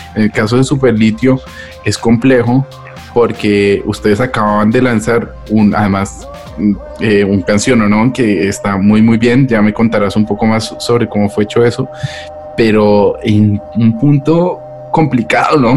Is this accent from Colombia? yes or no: yes; Colombia; now in Madrid, Spain; como colombiano saber cómo están mis compatriotas